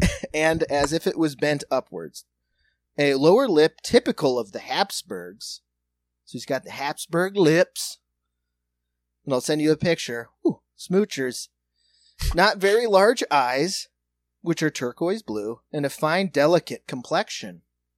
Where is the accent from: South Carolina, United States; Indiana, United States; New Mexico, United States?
Indiana, United States; Indianapolis; I'm from Indianapolis.